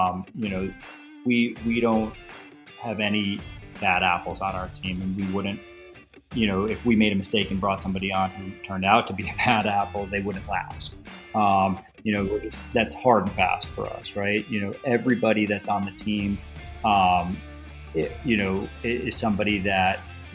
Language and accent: English; Lighthouse Point, Florida, United States; I live very close to the street that I grew up on